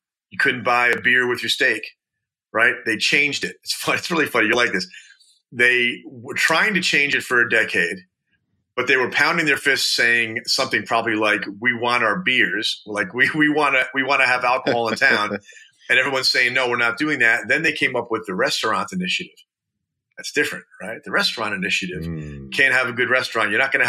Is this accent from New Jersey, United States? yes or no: no; New York, United States; I grew up in New York.